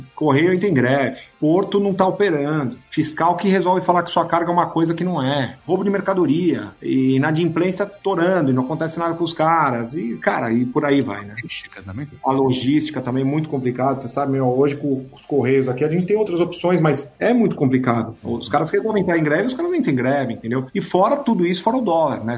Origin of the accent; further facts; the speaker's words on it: Brazil; a gente é brasileiro